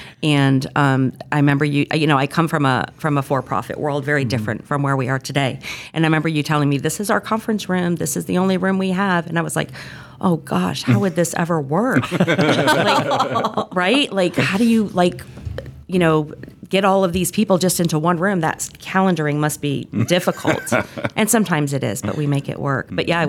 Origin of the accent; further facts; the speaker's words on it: Connecticut, United States; I have lots of family, born and raised in Connecticut, youngest of four.